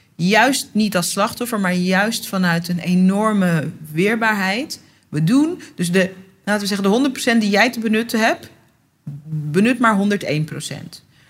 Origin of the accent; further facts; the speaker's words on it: Netherlands; ik ben geboren getogen in Nederland